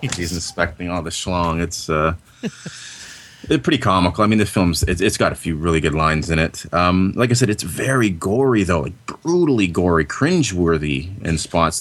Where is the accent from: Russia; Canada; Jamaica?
Canada; I'm Canadian